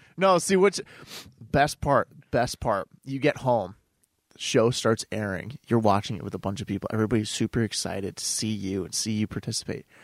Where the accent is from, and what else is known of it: Clarence, New York, United States